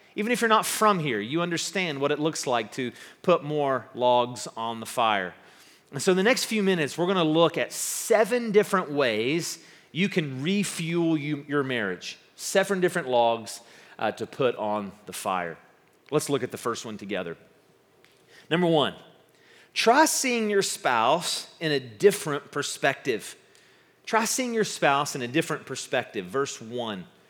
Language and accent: English; West Virginia, United States; I'm from West Virginia and a former uh, Boy Scout